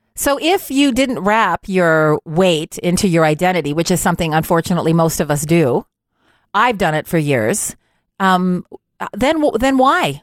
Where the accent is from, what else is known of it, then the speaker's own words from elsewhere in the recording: Montreal, Quebec, Canada; also born or lived in Ontario; now in Ottawa, Canada; I would consider my hometown to be Montreal, even though technically I spent my elementary years in Ontario, but I went to high school, Cégep, University of Montreal